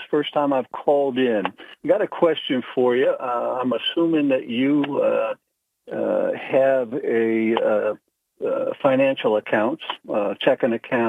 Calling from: Pennsylvania, United States; I'm calling from Susquehanna County.

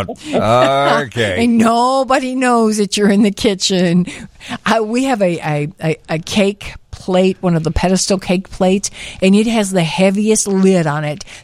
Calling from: Homer Glen, Illinois, United States; I'm calling from Homer Glen.

